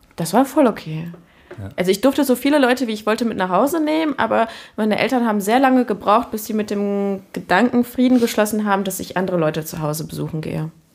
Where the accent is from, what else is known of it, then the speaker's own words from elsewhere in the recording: Cologne, North Rhine-Westphalia, Germany; ich bin in Köln-Kalk aufgewachsen